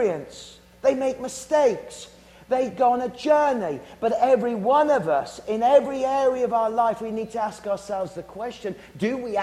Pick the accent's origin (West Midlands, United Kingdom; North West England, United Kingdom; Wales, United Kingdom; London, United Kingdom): West Midlands, United Kingdom; Worcestershire; I'm from Worcestershire